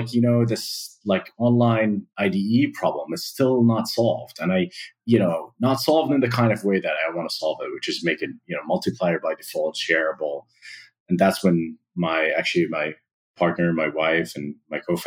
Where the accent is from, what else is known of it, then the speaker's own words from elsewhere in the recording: Amman, Amman Governorate, Jordan; I grew up in Amman, Jordan